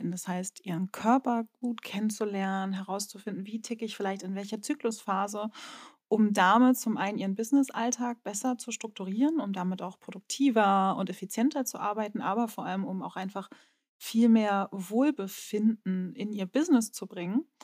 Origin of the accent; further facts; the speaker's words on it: Northern Germany, Germany; wie man schon hört, Norddeutsche, gebürtiges Ostseekind und ich, ich liebe die Ostsee.